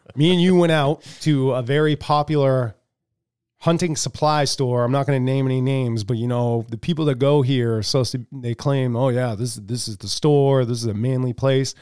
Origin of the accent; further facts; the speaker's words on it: United States; as American people